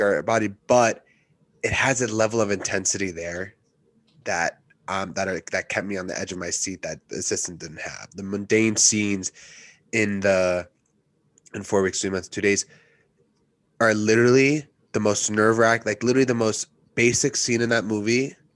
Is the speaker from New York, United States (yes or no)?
yes; Westchester, New York, United States; I'm from Westchester, I grew up here